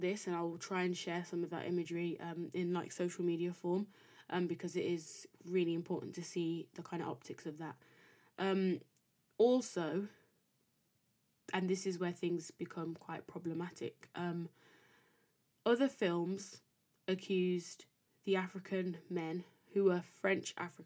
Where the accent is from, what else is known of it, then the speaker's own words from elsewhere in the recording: United Kingdom; being British by nationality, or, you know, by country of birth and raising